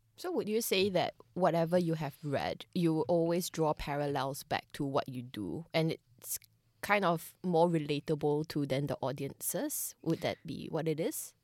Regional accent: Singapore; I'm Singaporean

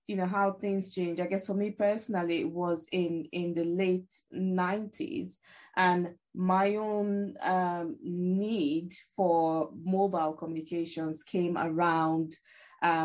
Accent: Nigeria; moved away; I grew up in Africa, in Nigeria specifically

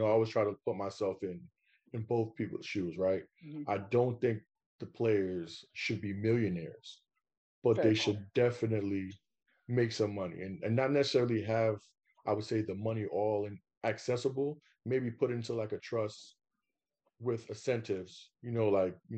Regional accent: New York, United States; I'm from New York

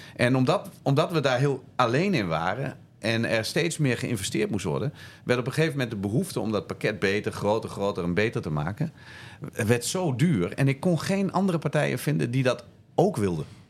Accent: Zwolle, Overijssel, Netherlands; Toen kwam ik terug in eh, Zwolle, waar ik, eh, waar ik vandaan kom.

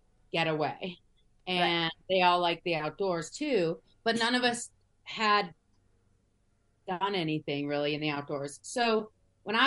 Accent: Washington, District of Columbia, United States; I grew up in DC.

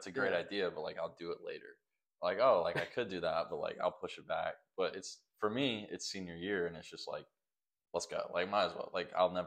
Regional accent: Greensboro, North Carolina, United States; I'm from North Carolina, grew up here. I've been here my entire life because I'm 20 minutes from home now. I'm from Greensboro

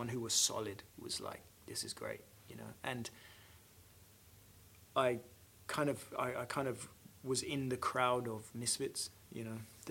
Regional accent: London, United Kingdom; moved away as an adult; also born or lived in Hong Kong; now in Sydney, Australia; I grew up in Southwest London.

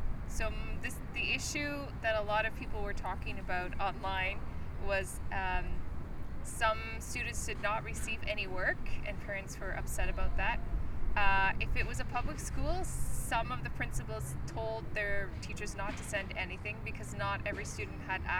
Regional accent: British Columbia, Canada; now in Montreal, Canada; British Columbia.

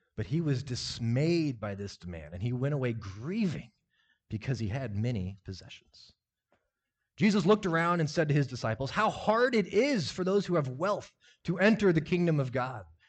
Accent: Lincoln, Nebraska, United States; I grew up in Lincoln, Nebraska, grew up in the church

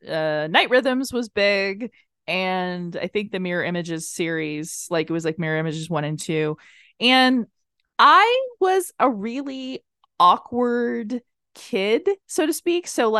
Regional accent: Tampa, Florida, United States; Like the neighborhood that I grew up in South Tampa is very affluent

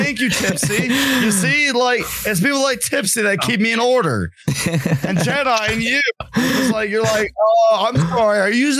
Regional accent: Virginia, United States; born there; And I was born in the Appalachian Mountains, and damn it to hell, I'm a mountain man.

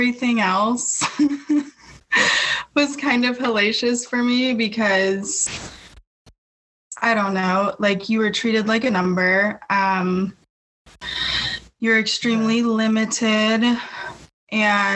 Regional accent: New Mexico, United States; moved away as an adult; now in Austin, United States; I'm from New Mexico, but I've been here like 11 years

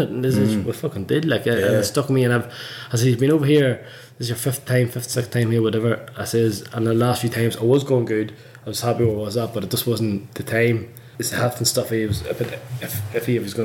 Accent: Northern Ireland, United Kingdom; also born or lived in Christchurch, New Zealand; now in Queenstown, New Zealand; because of the whole religion thing growing up in Northern Ireland

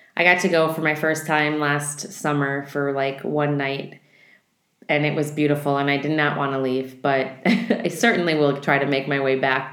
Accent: Midwest, United States; I grew up in the Midwest

